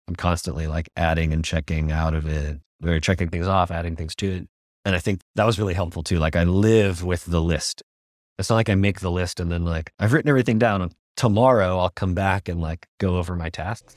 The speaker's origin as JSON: {"language": "English", "country": "United States", "moved": "yes", "lives_now": "Singapore", "said": "I'm a American designer"}